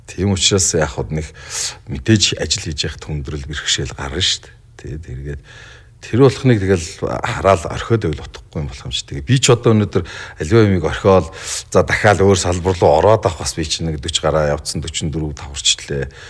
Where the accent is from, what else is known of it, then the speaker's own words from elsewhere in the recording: Bulgan, Mongolia; Ер нь бол би тэр нутгийн хүүхэд тэр нутагт л өсч юм дийж дөрнж хүн болсон.